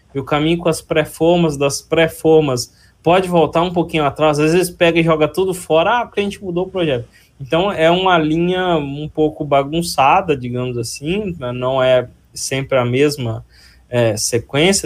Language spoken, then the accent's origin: Portuguese; Ipatinga, Minas Gerais, Brazil; accent: mineiro; moved away as an adult; now in Campinas, Brazil; eu nasci na região de Ipatinga, em Minas Gerais, e vim para Campinas em 2004